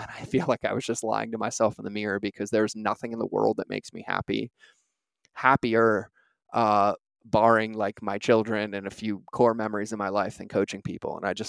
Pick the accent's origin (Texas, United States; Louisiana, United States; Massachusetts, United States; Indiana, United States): Massachusetts, United States; Boston; also born or lived in New York; I grew up driving around Boston and New York.